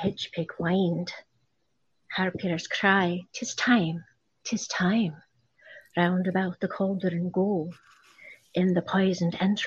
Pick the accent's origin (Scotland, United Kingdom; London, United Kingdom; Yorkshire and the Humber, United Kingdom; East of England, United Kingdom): Scotland, United Kingdom; Aberdeen; I'm originally from Aberdeen. So I'm a Highland lass, me.